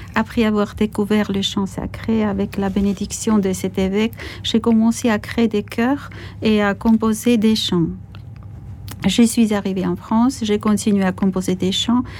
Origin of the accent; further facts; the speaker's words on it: Zestaponi, Imereti, Georgia; moved away; also born or lived in Tbilisi; en face de notre maison dans ma ville natale, Sestaphonie